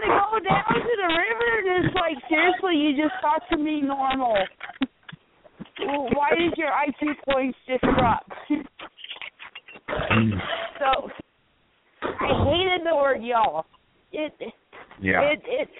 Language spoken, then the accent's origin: English; South Carolina, United States; I grew up in South Carolina, and everybody says y'all